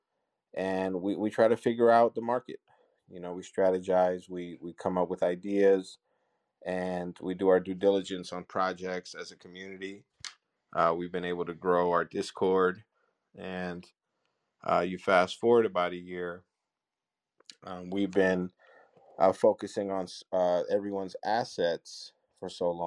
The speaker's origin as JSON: {"language": "English", "country": "United States", "tie": "born or raised there", "said": "growing up in America"}